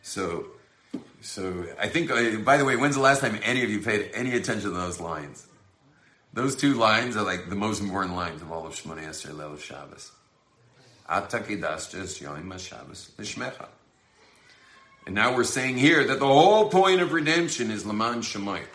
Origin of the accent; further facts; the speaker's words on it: Los Angeles, California, United States; I'm from Hollywood